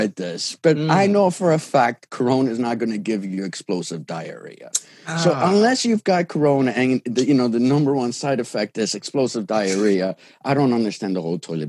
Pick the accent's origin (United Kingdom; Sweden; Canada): Canada; English is a second language; it was a cool experience growing up in Canada as an immigrant.